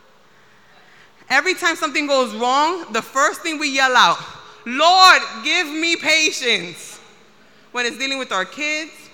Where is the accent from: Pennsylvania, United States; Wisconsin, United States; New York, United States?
New York, United States; New York City; as a New Yorker